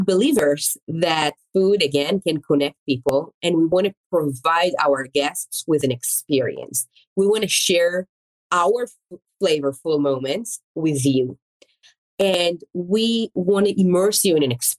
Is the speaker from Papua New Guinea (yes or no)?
no; Israel; English is a second language; moved away as an adult; also born or lived in Florence, Italy; now in Atlanta, United States; English is my second language. Yes, as you mentioned, I mean, I was born in Israel. I moved here